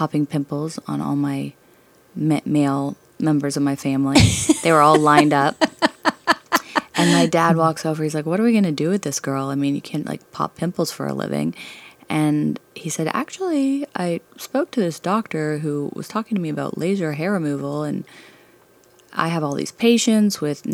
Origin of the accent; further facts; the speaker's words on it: Dallas, Texas, United States; Canadian family, but grew up in Dallas